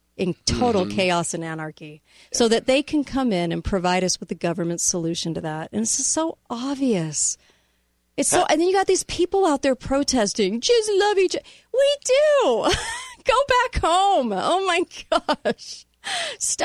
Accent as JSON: {"language": "English", "region": "California", "country": "United States", "tie": "born or raised there", "moved": "yes", "lives_now": "Utah, United States", "said": "I came out of California. Now I'm in the state of Utah"}